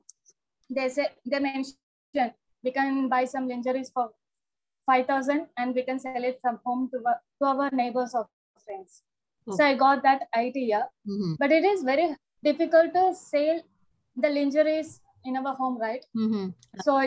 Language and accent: English; Salem, Tamil Nadu, India; My native is Salem. Born and brought up in Salem, only